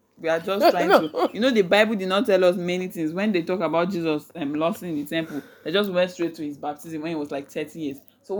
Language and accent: English; Nigeria; in my 20 Christmases, I spent 19 in Otuko.